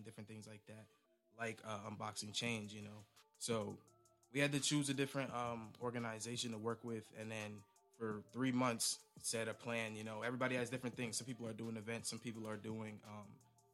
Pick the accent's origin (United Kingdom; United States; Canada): United States; Northern New Jersey; moved away as an adult; now in Maryland, United States; I am originally from Northern New Jersey